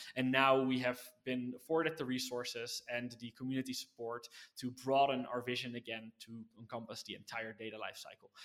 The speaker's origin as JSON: {"language": "English", "country": "Netherlands", "tie": "born or raised there", "said": "born and raised in the Netherlands"}